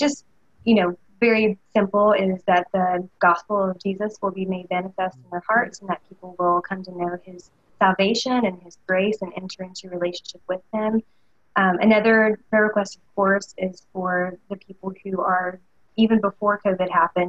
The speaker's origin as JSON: {"language": "English", "region": "the South", "country": "United States", "tie": "born or raised there", "said": "being born and raised in the South and being born and raised in the Bible Belt"}